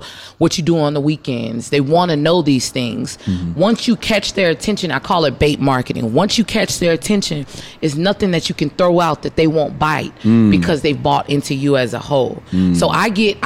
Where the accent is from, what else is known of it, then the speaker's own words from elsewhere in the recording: Houston, Texas, United States; I'm from Trinity Gardens, Houston, Texas